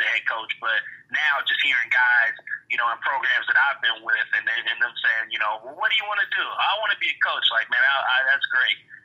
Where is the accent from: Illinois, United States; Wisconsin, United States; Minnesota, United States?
Illinois, United States; Chicago; also born or lived in South Dakota; I'm from the Chicago area. You know, as you read, I played high school football up at Barrington High School